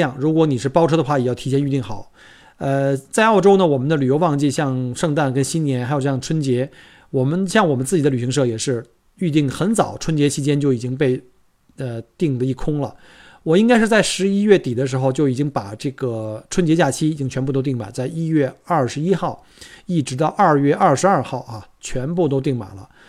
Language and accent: Chinese; Beijing, China; moved away as an adult; now in Australia; 我记得我当年来旅呃来这个移民的时候，那时候我从北京过来的时候呢，是一一年，一零年一一年